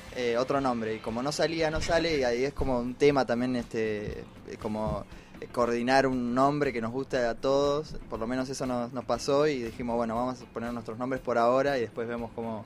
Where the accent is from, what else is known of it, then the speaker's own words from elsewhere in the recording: Munro, Buenos Aires Province, Argentina; somos del barrio, después nos dimos cuenta, somos los dos de Munro